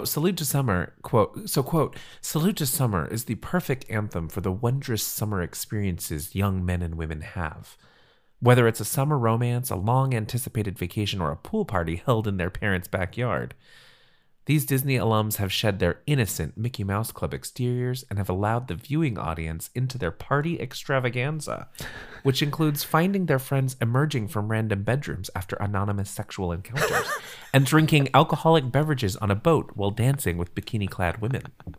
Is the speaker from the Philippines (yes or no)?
yes; Philippines; Yeah. As a Filipino, I co-sign.